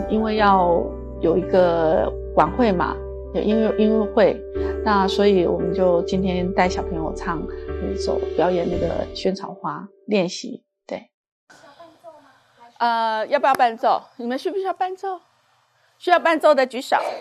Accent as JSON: {"language": "Chinese", "town": "Kaohsiung", "country": "Taiwan", "moved": "as an adult", "lives_now": "Hangzhou, China", "said": "我来自台湾省的高雄市。呃，我来大陆有二十多年了，对。我第一次到大陆是九三年"}